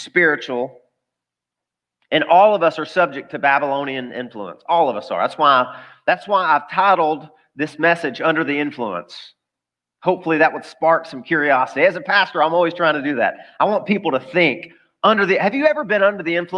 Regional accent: the South, United States; I grew up in the South.

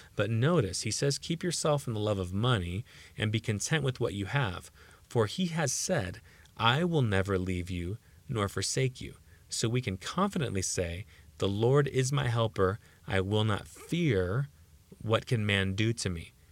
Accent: United States; as American Christians

